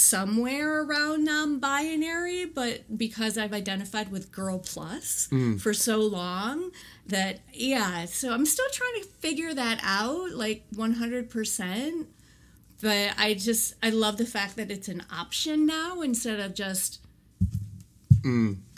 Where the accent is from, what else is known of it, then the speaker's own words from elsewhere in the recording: Colombia; English is a second language; also born or lived in Colorado / Galveston Island; now in Galveston, United States; Colombia, where I was born